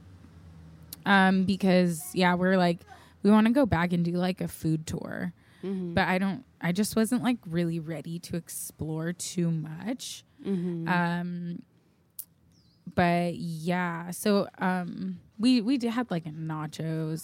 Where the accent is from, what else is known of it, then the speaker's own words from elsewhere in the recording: South Bay, California, United States; we're from the South Bay. Of California